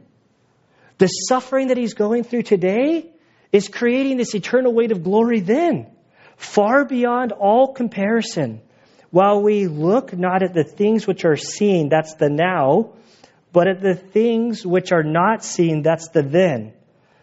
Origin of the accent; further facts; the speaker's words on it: United States; I'm an American